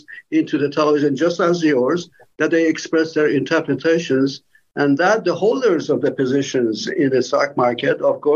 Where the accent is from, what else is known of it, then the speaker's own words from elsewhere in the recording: Tehran, Tehran Province, Iran; moved away as an adult; now in United States; I came from Tehran, Iran